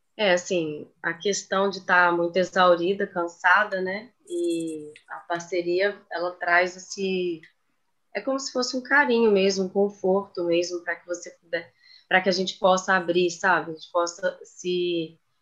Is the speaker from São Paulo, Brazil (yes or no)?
no; Belo Horizonte, Minas Gerais, Brazil; moved away as an adult; now in Rio de Janeiro, Brazil; eu sou de Belo Horizonte, Minas Gerais, mas moro no Rio tem nove anos